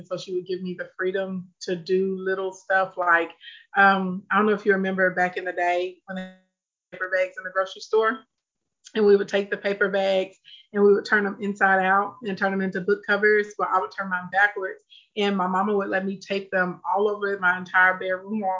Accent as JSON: {"language": "English", "town": "Scott", "region": "Arkansas", "country": "United States", "tie": "born or raised there", "said": "I grew up in a place called Scott. So it's really country, like no sidewalks, no street lights"}